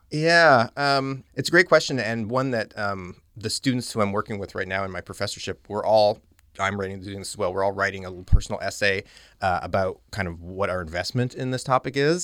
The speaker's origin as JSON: {"language": "English", "town": "Calgary", "region": "Alberta", "country": "Canada", "tie": "born or raised there", "also_born_or_lived": "Halifax, Nova Scotia / London, Ontario", "moved": "as an adult", "said": "I'm from Western Canada, I'm from Calgary, Alberta"}